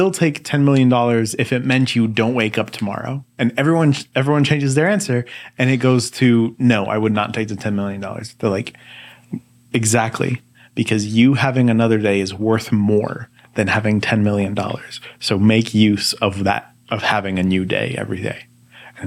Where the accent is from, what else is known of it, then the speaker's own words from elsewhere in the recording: Texas, United States; moved away as an adult; also born or lived in Chicago, Illinois / central Illinois; I'm from Texas